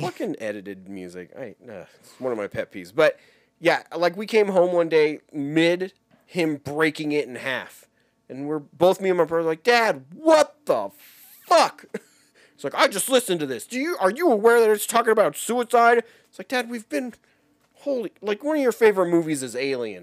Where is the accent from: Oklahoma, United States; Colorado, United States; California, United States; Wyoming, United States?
Wyoming, United States; I was growing up in Wyoming at the time